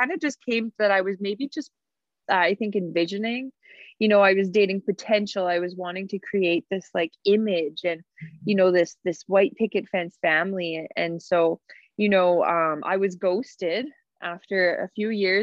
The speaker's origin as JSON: {"language": "English", "area": "Cree Nation on Treaty 4 territory", "region": "Saskatchewan", "country": "Canada", "said": "I'm from Pithecanasis Cree Nation on Treaty 4 territory"}